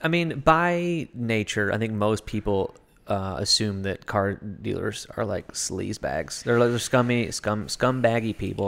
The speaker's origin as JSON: {"language": "English", "region": "Kentucky", "country": "United States", "moved": "yes", "lives_now": "Los Angeles, United States", "said": "I'm from Kentucky."}